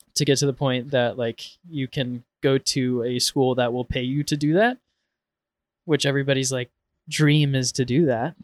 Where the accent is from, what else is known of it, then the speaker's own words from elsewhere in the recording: Portland, Oregon, United States; growing up in Portland